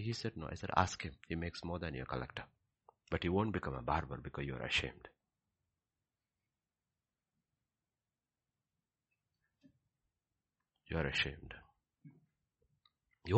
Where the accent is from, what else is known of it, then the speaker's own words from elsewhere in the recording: Kerala, India; I'm from Kerala, where one third of the population is Christian